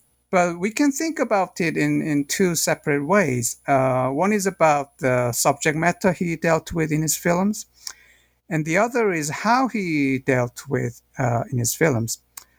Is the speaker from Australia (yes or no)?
no; South Korea; moved away as an adult; also born or lived in United Kingdom / United States; now in Nagoya, Japan; I'm originally from South Korea, but now I'm working in Nagoya University in Japan. I've been researching here since 2013, so about more than 7 years now.